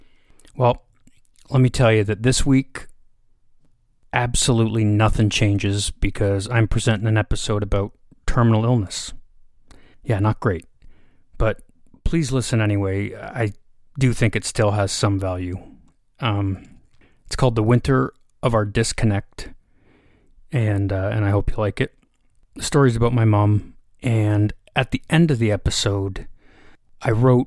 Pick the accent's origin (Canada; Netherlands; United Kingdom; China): Canada; I'm a Canadian